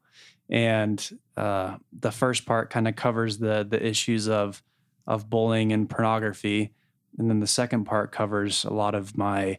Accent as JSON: {"language": "English", "region": "Connecticut", "country": "United States", "tie": "born or raised there", "also_born_or_lived": "Utah", "said": "And as I mentioned, I grew up in Connecticut. I the youngest of eight kids, and my dad got a job when I was 4 years old that moved, you know, the family out to Connecticut and, from Utah."}